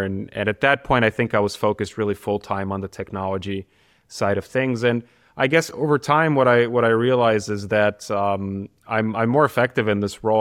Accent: Sofia, Sofia City, Bulgaria; also born or lived in United States; now in Karlsruhe, Germany; my hometown, which is Sofia, Bulgaria

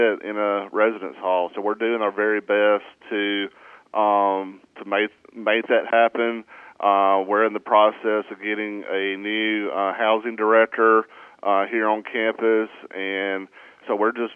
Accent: Batesville, Mississippi, United States; also born or lived in Raymond, Mississippi (Hinds Community College); I'm an original North Mississippian. I grew up in the Batesville area, went to school at North Delta

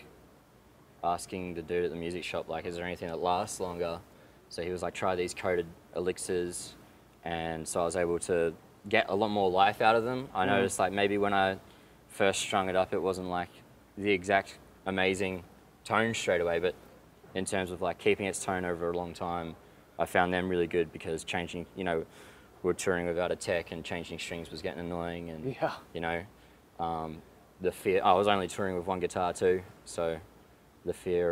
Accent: Australia; as an Australian

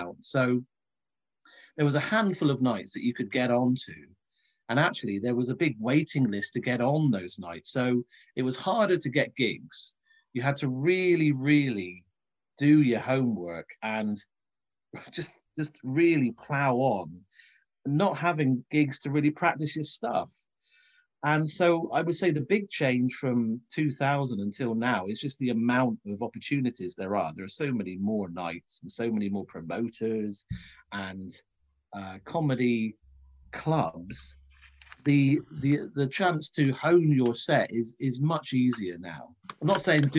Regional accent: Cornwall, South West England, United Kingdom; moved away as an adult; also born or lived in Leicester; growing up in Cornwall

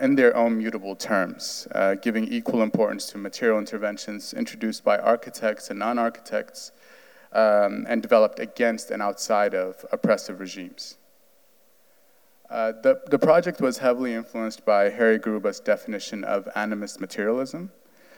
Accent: Addis Ababa, Ethiopia; also born or lived in New York City; now in Providence, United States; I am from Addis Ababa, Ethiopia.

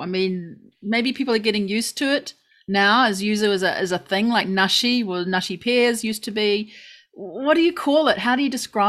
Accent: South Island, New Zealand; now in Japan; I'm a Kiwi, I know, but I'm a South Islander.

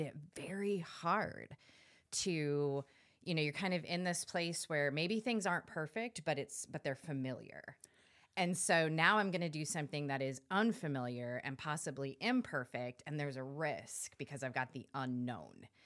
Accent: California, United States; I'm from California

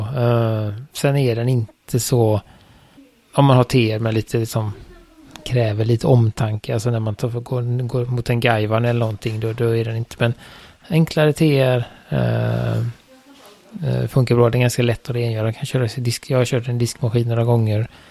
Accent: Sweden; jag är ju svensk

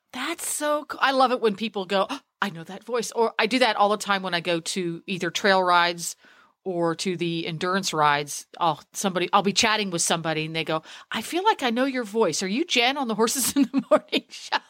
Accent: Harrisburg, Pennsylvania, United States; I, am born and bred. That's my that's my hometown over there

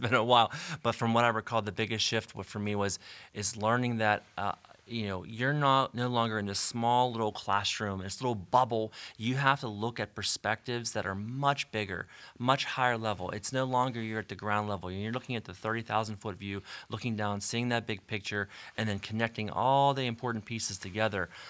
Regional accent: Canonsburg, Pennsylvania, United States; I grew up in Cannonsburg

